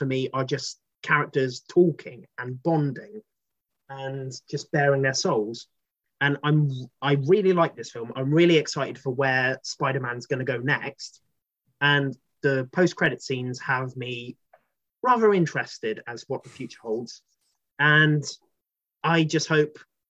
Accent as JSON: {"language": "English", "country": "United Kingdom", "said": "We're British."}